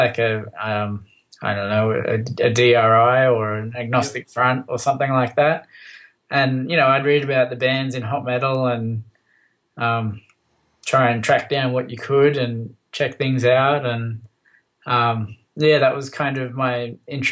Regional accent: Wollongong, New South Wales, Australia; also born or lived in Papua New Guinea / Engadine, Sydney; I moved from Wollongong up to to Engadine. So I was going to Heathcote High School, which is in the Sutherland Shire.

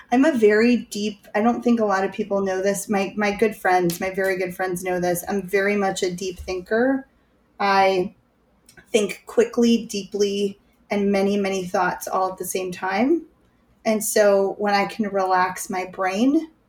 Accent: Chicago, Illinois, United States; I'm from Chicago.

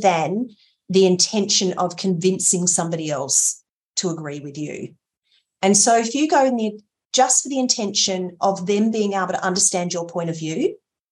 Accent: Port Lincoln, South Australia, Australia; I grew up in Port Lincoln, which was, you know, a mid-sized town close

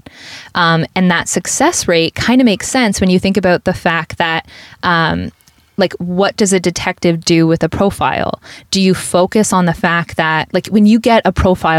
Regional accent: Woodstock, Ontario, Canada; my hometown of Woodstock, Ontario

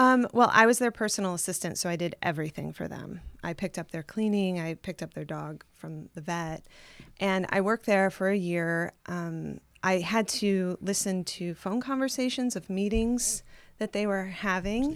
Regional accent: South Bend, Indiana, United States; moved away as an adult; also born or lived in Tucson, Arizona / Los Angeles; I grew up in South Bend

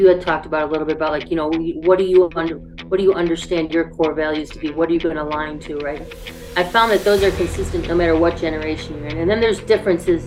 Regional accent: Buffalo, New York, United States; moved away as an adult; I lived in Buffalo until I went away to college

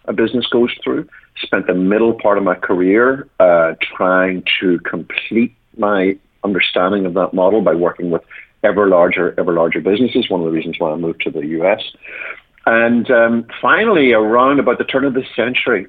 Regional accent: Ireland; moved away as an adult; also born or lived in United Kingdom; now in United States; I'm from originally from Ireland, and although I've been here 20 years and I'm now an American citizen, my accent has decided not to fully

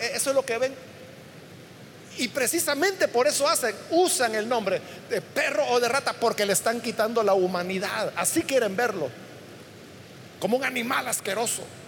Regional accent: El Salvador; todos somos salvadoreños

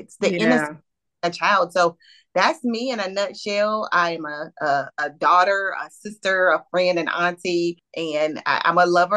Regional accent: Greenville, North Carolina, United States; moved away as an adult; now in Greensboro, United States; I am originally from Eastern North Carolina, from Greenville, North Carolina

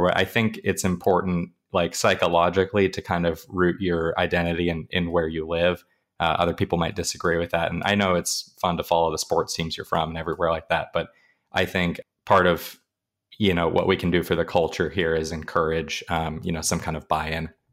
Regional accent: Pacific Northwest, United States; moved away as an adult; now in Arizona, United States; I'm originally from the Pacific Northwest

